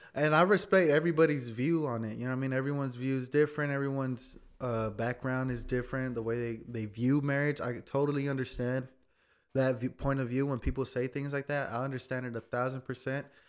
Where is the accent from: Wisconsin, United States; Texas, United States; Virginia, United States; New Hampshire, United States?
Texas, United States; Fort Worth; also born or lived in between San Antonio and Austin, Texas; born and raised in Fort Worth, Texas